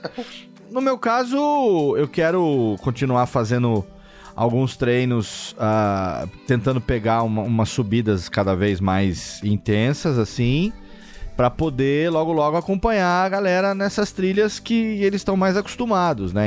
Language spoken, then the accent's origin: Portuguese; Serra Negra, São Paulo, Brazil; eu não pretendo sair daqui de Serra Negra mais nessa vida, a não ser para trabalhar e voltar. Então, é, eu quero continuar morando aqui sempre, é minha terra natal